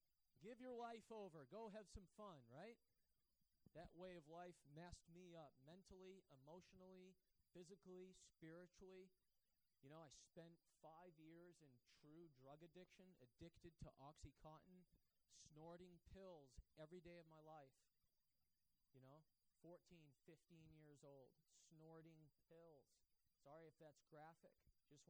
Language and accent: English; Bangor, Maine, United States; I got saved when I was 18 years old. Okay? I grew up here in the Bangor area.